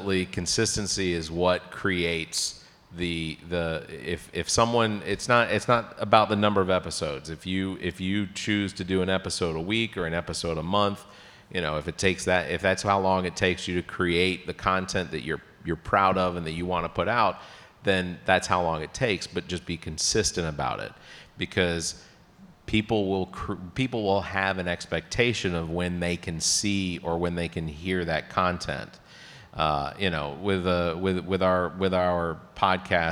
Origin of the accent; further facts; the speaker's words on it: Atlanta, Georgia, United States; now in Columbia, United States; I grew up in Atlanta